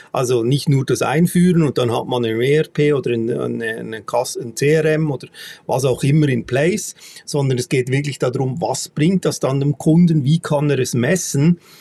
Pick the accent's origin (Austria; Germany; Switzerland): Switzerland; bei uns in der Schweiz